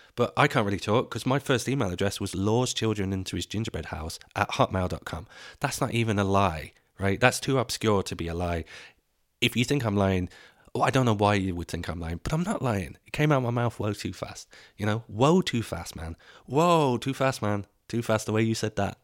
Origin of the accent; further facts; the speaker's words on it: England, United Kingdom; moved away as an adult; now in Dublin, Ireland; I grew up in Ireland, uh, in, in England